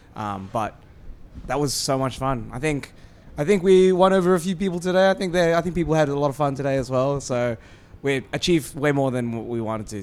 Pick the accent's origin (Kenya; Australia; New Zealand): Australia; We're Asian Australian